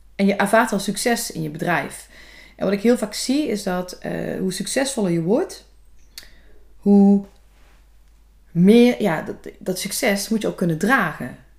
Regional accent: Valkenburg, Limburg, Netherlands; also born or lived in Hulsberg; Vlakbij Valkenburg, waar ik vandaan kom

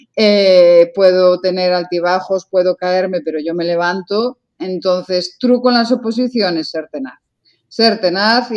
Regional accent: Lugo, Galicia, Spain; yo soy de Lugo

